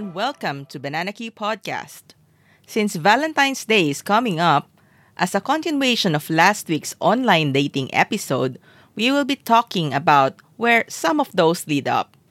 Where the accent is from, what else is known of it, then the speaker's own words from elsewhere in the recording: Zamboanga City, Zamboanga Peninsula, Philippines; I grew up in Zamboanga City